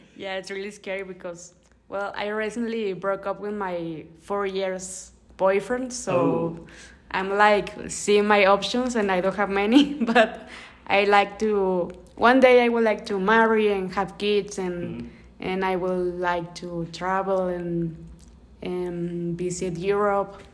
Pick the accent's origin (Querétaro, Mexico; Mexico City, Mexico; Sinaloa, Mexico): Sinaloa, Mexico; Culiacán; English is a second language; I'm from Culiacan, Sinaloa